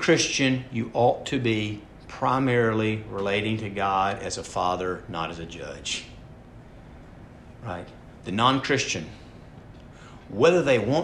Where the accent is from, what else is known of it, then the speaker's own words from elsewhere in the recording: Atlanta, Georgia, United States; I was born in Atlanta, Georgia, 46 years ago